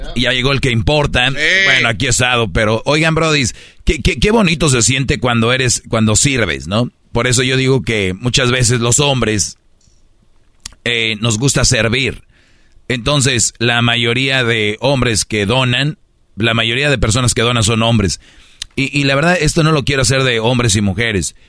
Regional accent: Monterrey, Nuevo León, Mexico; moved away; soy de Monterrey

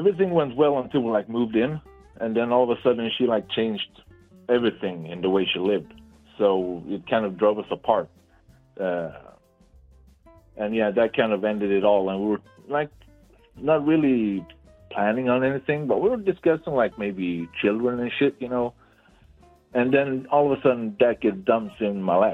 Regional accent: Sweden; from Sweden

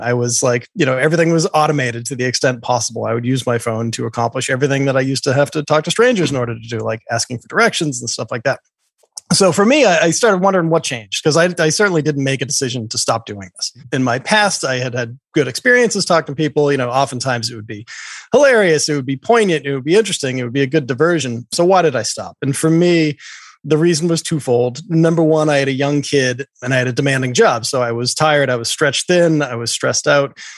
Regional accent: Boston, Massachusetts, United States; I grew up in Boston.

